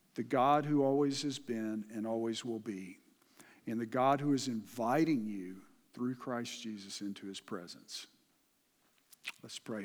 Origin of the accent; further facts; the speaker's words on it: Dallas, Texas, United States; moved away; I grew up in the Dallas-Fort Worth Metroplex